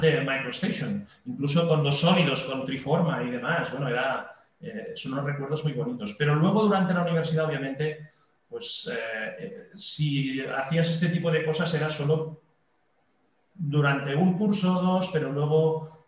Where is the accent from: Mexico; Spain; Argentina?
Spain; Catalonia; en mi país, que es España, en una región en concreto que es Cataluña